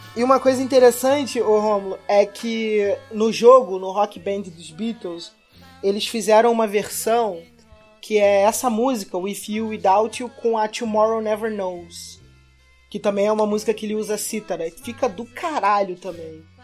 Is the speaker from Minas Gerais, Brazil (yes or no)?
no; Rio de Janeiro, Brazil; como carioca que vai no, no frequento carnaval